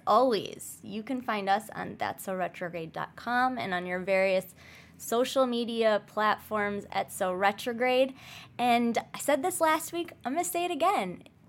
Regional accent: Midwest, United States; It was like, I'm a tourist from the Midwest and I'm here to, like, experience the situation.

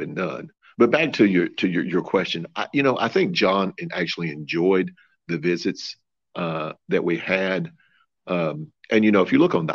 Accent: Missouri, United States; I'm from Missouri

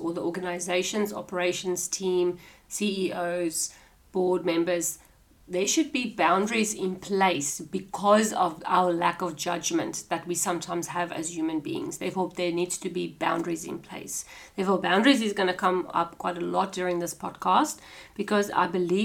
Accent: South Africa; moved away as an adult; now in Australia; I'm South African, so we've got South African traditions. I've come over to Australia

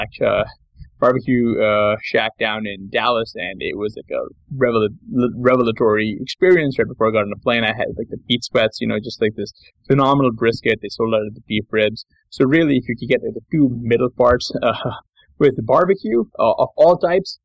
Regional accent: Pakistan; now in United States; I'm a Pakistani, so like our food is a little bit different

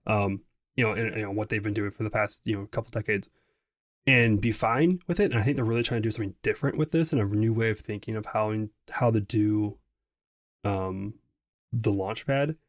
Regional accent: Wisconsin, United States; I'm from Wisconsin

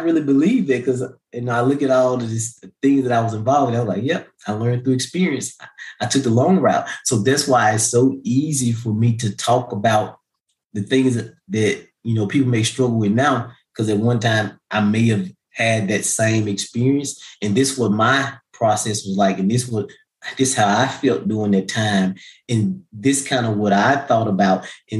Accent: Missouri, United States; My mom used to tell me all the time growing up, you know, I was from Missouri, the show me state.

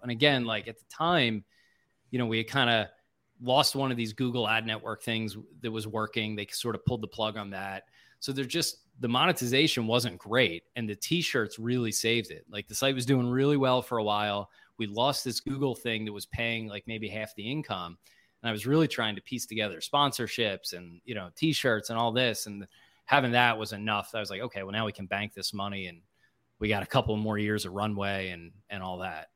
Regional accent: Springfield, Pennsylvania, United States; I grew up in Springfield

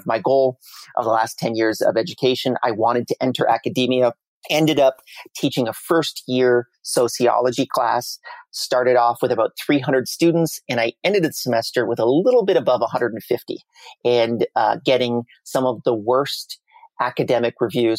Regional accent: Canada; I'm Canadian

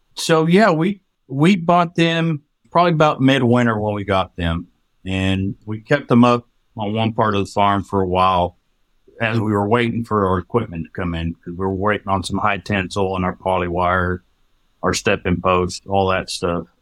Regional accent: Hereford, Texas, United States; moved away as an adult; now in Oklahoma, United States; I grew up in the panhandle of Texas.

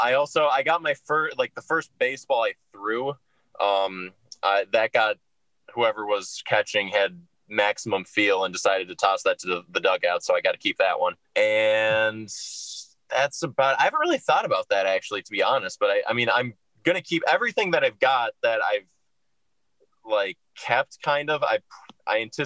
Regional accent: Minnesota, United States; moved away; I'm from Minnesota originally

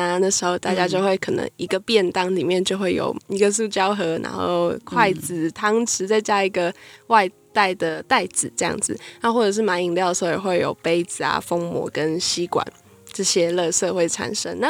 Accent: Hsinchu, Taiwan; 我们来自新竹，现在就读的是中原大学的室内设计系。

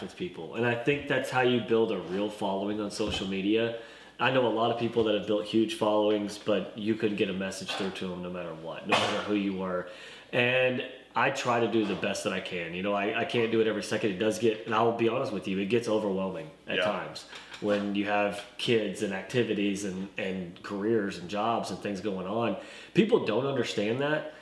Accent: Sallisaw, Oklahoma, United States; moved away as an adult; now in Arkansas, United States; I am from a small town in eastern Oklahoma called Salisaw, right off I-40. It's a McDonald's, as a lot of people know it by. And I grew up there

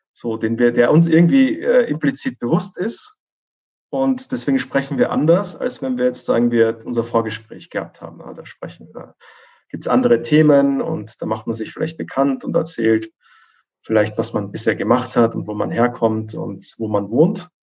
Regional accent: Vienna, Austria; moved away; ich komme ursprünglich aus Wien

